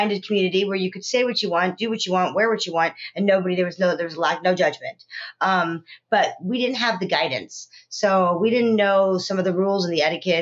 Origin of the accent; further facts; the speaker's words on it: California, United States; also born or lived in South Africa; I was born in South Africa, raised in California.